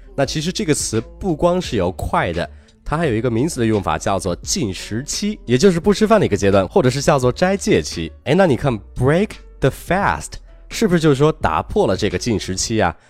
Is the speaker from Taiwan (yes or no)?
no; China; 我们中国人